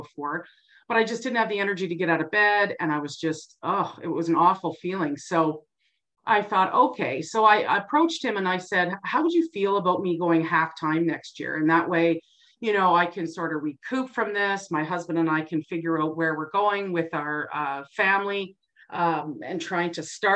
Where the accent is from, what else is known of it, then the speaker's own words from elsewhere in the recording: Burlington, Ontario, Canada; moved away as an adult; now in Grande Prairie, Canada; I grew up in Burlington, Ontario